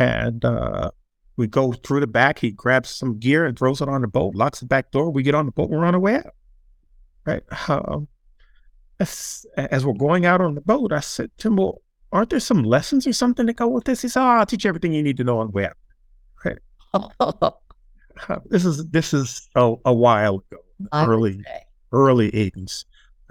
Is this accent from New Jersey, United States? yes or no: yes; New Jersey, United States; as a kid growing up in New Jersey